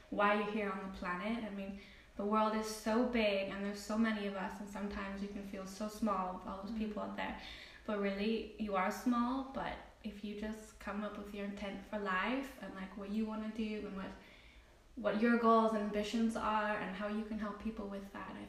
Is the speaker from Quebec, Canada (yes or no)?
no; Nelson, British Columbia, Canada; I'm from the west coast of Canada, and I give them a few like locations, but I'm actually from a super small town in Canada.